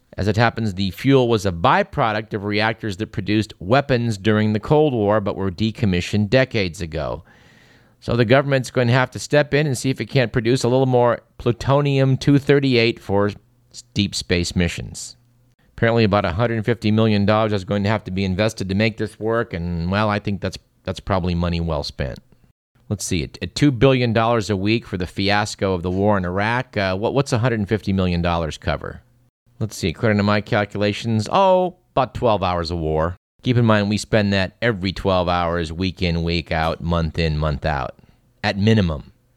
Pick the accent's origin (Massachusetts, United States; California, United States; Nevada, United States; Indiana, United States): California, United States; Fremont; my hometown of Fremont